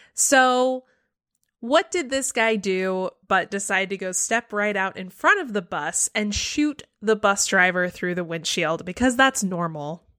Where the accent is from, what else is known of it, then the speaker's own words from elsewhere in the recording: the South, United States; I live in the South. I grew up in the South.